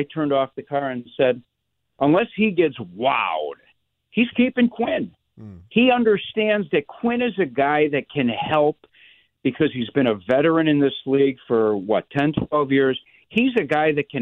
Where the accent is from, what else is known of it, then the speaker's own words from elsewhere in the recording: Oak Lawn, Illinois, United States; growing up in Oakland. You know, South Side, you get the boys together and you're playing football in the middle of Colmar Avenue in Oakland.